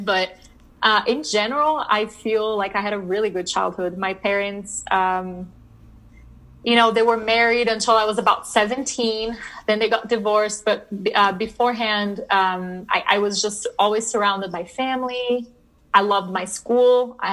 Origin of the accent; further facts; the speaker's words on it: Brasília, Federal District, Brazil; also born or lived in New Orleans, United States / Pennsylvania, United States; now in Denver, United States; I did. Yeah. So I am from Brasilia